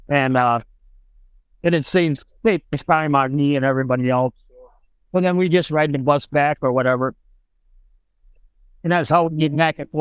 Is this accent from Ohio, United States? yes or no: no; Wisconsin, United States; also born or lived in Nebraska; I was born in Nebraska. And I was 6 months old and we moved to Wisconsin. I've been in Wisconsin ever since